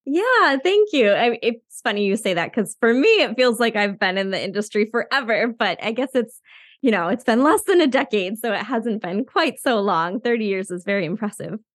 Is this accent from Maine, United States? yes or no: yes; Maine, United States; also born or lived in New York; now in Salem, United States; I'm originally from Maine, but I live in the Salem, Massachusetts area now after a little stint in New York.